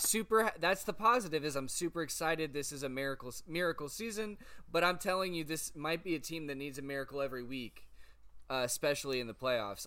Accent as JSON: {"language": "English", "town": "Canton", "country": "United States", "tie": "born or raised there", "moved": "yes", "said": "up north to Canton to my hometown"}